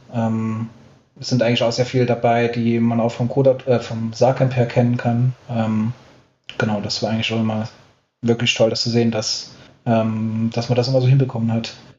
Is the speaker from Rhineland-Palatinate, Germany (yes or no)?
no; Saarland, Germany; ich bin gebürtiger Saarländer